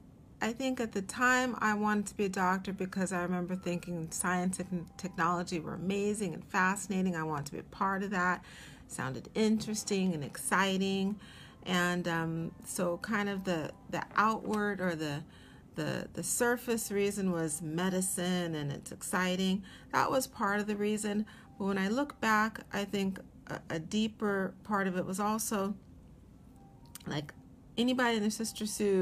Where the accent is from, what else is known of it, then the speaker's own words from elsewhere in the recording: Seattle, Washington, United States; moved away as an adult; also born or lived in Atlanta, Georgia; now in New York, United States; I was born in Atlanta, Georgia, but my dad was from Seattle, and they moved back to Seattle when I was a little under a year old, around 9 or 10 months old. So I grew up in Seattle